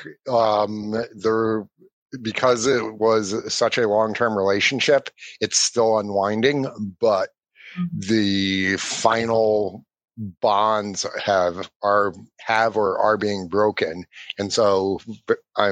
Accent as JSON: {"language": "English", "country": "Ireland", "said": "I'm Irish"}